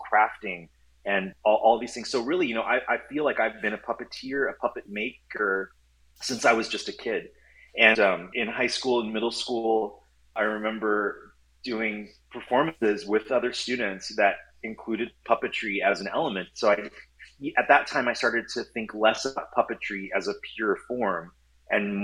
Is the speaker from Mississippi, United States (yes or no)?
no; Southern California, United States; also born or lived in Orange County / Los Angeles; I grew up in Southern California. I'm fourth generation Los Angelino.